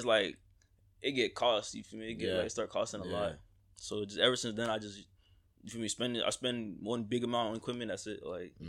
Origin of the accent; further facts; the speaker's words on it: Coral Springs, Florida, United States; also born or lived in New Jersey; I'm from New Jersey. So, let's start with that. I moved down from New Jersey. I moved to Coral Springs when I was probably three at that point in time.